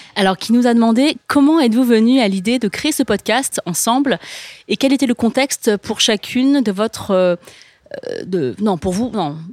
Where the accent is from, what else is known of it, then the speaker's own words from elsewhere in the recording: France; je suis née, j'ai grandi en France